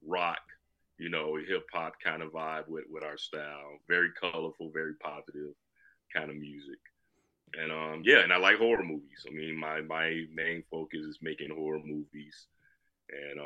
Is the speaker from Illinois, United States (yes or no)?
yes; Chicago, Illinois, United States; now in Aurora, United States; Born and raised in Chicago